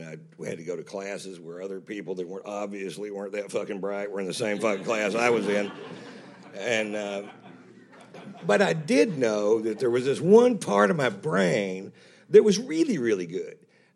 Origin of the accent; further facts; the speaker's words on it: Fritch, Texas, United States; a small town boy makes good. I'm from Fritch, Texas, so that's, when I lived there, they swear it was 1,400 people